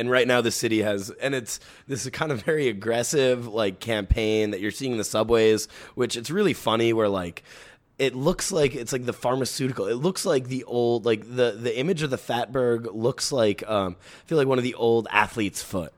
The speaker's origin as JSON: {"language": "English", "town": "New York City", "region": "New York", "country": "United States", "tie": "born or raised there", "said": "I grew up in the Bronx"}